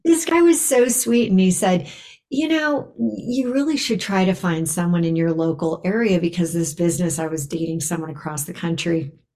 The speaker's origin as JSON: {"language": "English", "town": "Los Angeles", "region": "California", "country": "United States", "tie": "born or raised there", "also_born_or_lived": "Bay Area, California", "moved": "as an adult", "lives_now": "Boulder, United States", "said": "I grew up in Los Angeles and I lived in the Bay Area for 25 years"}